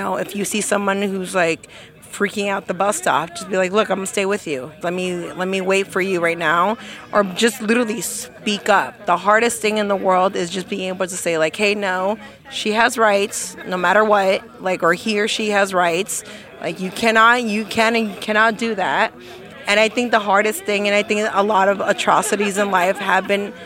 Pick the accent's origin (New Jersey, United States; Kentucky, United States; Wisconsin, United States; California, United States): California, United States; San Francisco; I'm born and bred in San Francisco